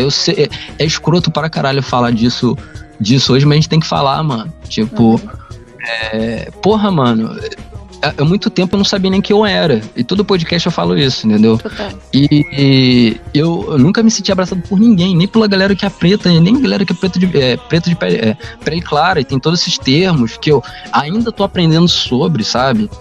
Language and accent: Portuguese; Rio de Janeiro, Brazil; A gente é carioca fluminense